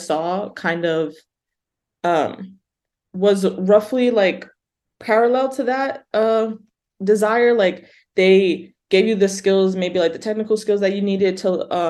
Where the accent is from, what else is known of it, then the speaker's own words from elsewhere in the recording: New York, United States; accent: New York twang; moved away as an adult; also born or lived in Massachusetts; now in Berkeley, United States; I'm born and raised in New York, so you might hear that twang come out a little bit